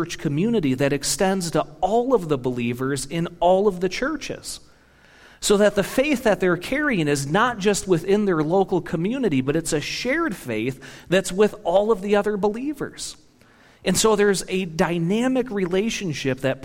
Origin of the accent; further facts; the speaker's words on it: Michigan, United States; I'm from Michigan.